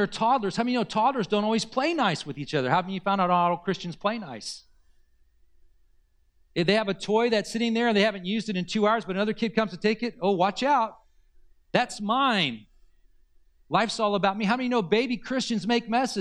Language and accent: English; Southern California, United States; this is where I grew up is in Southern California